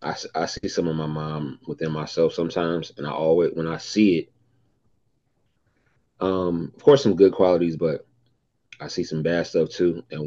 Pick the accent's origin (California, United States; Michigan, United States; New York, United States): Michigan, United States; Detroit; I'm from Detroit.